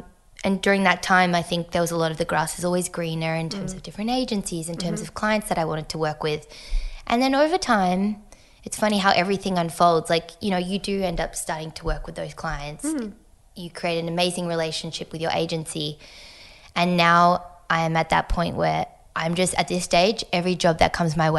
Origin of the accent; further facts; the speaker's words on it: France; moved away; also born or lived in United States / Hong Kong; So mum's American and dad's French. And so I think, yeah, so I was born in the States and then spent 4 years in Hong Kong, 5 years in France.